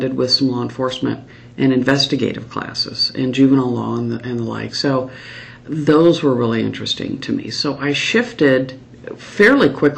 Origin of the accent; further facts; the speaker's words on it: Ankeny, Iowa, United States; also born or lived in Ames, Iowa; I grew up in Ankeny, and my father had attended Iowa State University. I was born up in Ames when he was going to college, and my parents moved to Ankeny.